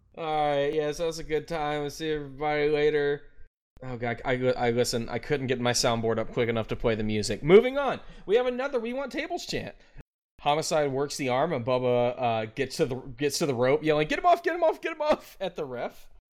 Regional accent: Memphis, Tennessee, United States; I am from the Memphis area

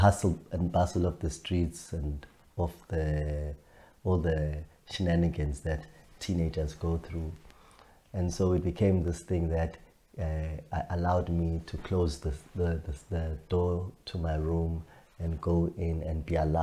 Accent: Matateni, KwaZulu-Natal, South Africa; I was born in Matateni, which is in KwaZulu Natal

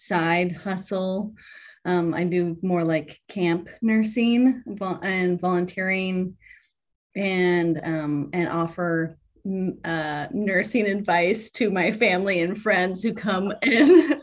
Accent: Detroit, Michigan, United States; now in Spokane, United States; I am was born and raised in Detroit, Michigan

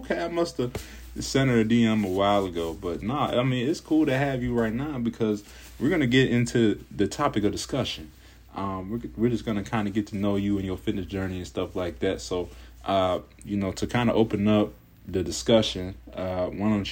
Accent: Cincinnati, Ohio, United States; I'm from Cincinnati, Ohio. So all the way on the East Coast. So I've lived in Ohio all my life.

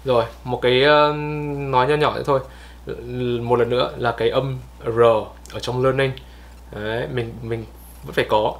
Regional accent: Vietnam; mình là người Việt

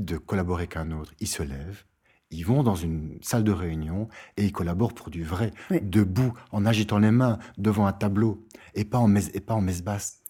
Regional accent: Brussels, Brussels-Capital Region, Belgium; comme on dit chez nous à Bruxelles

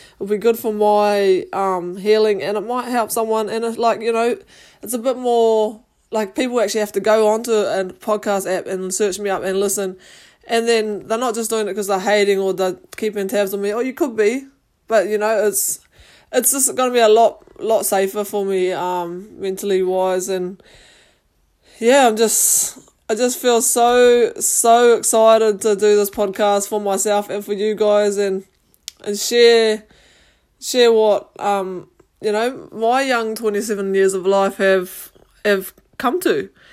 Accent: New Zealand; I grew up in New Zealand and I'm New, New Zealand Māori.

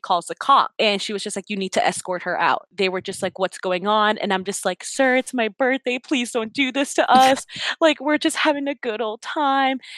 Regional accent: Venezuela; moved away; I'm also Venezuelan

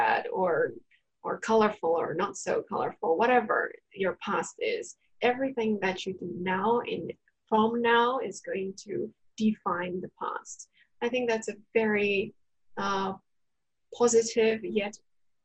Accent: Japan; I was born in Japan

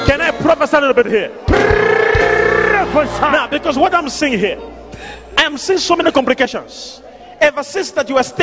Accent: Eastern Cape, South Africa; I am in Eastern Cape. Yes, Papa, I am from Eastern Cape.

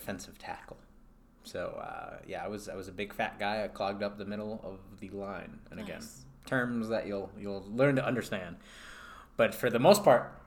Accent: on the border of New York, Massachusetts, United States; now in Denver, United States; on the border of New York and Massachusetts, and my family was Yankees fans

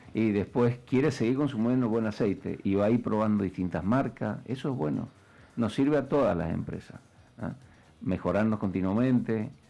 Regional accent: Argentina

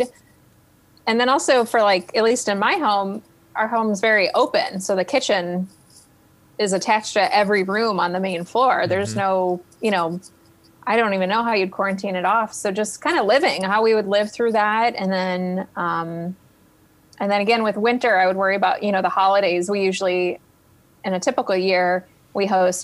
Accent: Cleveland, Ohio, United States; now in Columbus, United States; I'm from Cleveland, east side of Cleveland, where our winters are very snow filled

